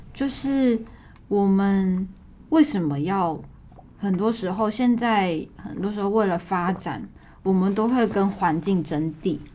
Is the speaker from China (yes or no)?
no; Taiwan